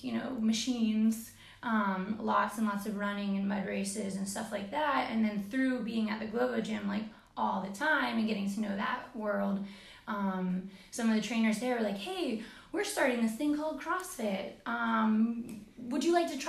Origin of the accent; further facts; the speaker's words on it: Florida, United States; I'm from Florida